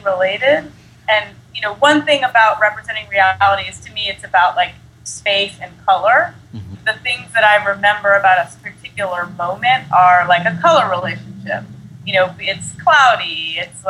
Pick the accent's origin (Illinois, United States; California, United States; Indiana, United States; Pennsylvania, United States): Pennsylvania, United States; Philadelphia; also born or lived in New Jersey; now in Brooklyn, United States; I grew up mostly in Philly